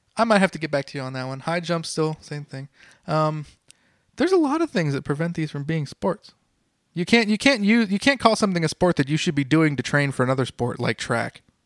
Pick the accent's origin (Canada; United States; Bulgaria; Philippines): United States; I'm an American, but stereotype American